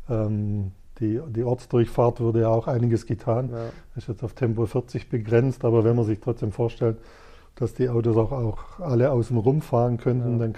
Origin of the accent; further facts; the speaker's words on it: Oberjesingen, Baden-Württemberg, Germany; now in Haslach, Germany; aufgewachsen bin ich in Oberjesing, da äh, liegt mein Herz, aber mittlerweile bin ich überzeugter Haslacher.